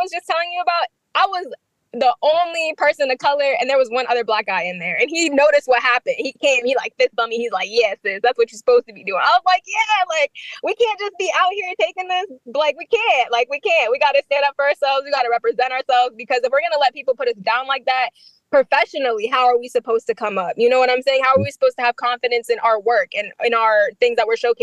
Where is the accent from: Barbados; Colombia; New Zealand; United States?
United States; Wichita, Kansas; born or raised there; also born or lived in Middle East; now in DMV area, United States